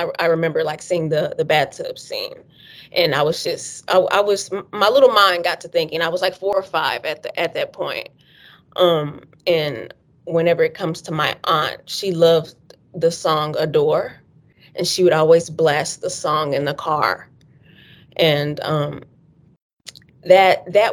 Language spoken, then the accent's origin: English; Dallas, Texas, United States; I was born and raised in Dallas, Texas.